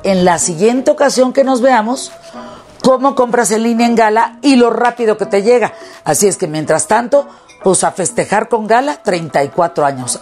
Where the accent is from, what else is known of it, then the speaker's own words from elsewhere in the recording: Parral, Chihuahua, Mexico; Y yo nací en Parral, Chihuahua